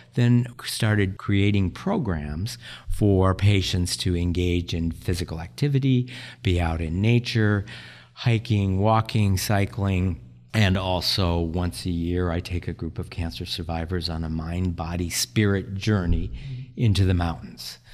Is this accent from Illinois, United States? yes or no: no; South Dakota, United States; moved away as an adult; also born or lived in Nebraska / Hawaii; now in Des Moines, United States; I grew up in South Dakota, went to medical school in Nebraska